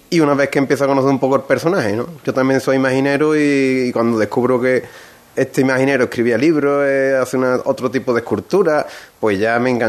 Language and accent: Spanish; Morón de la Frontera, Andalusia, Spain; mi admiración por la obra que tiene mi pueblo de Morón de la Frontera